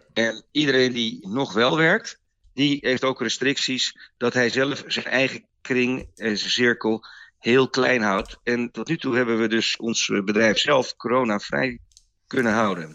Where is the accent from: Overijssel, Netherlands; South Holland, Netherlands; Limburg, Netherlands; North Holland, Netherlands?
North Holland, Netherlands; Het Gooi; we komen oorspronkelijk uit Gooi vandaan